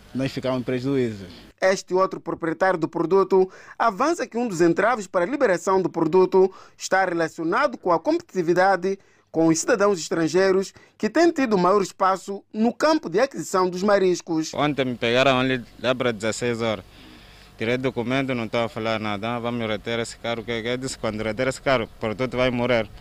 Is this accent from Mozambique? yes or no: yes; Mozambique; Eu sou moçambicano.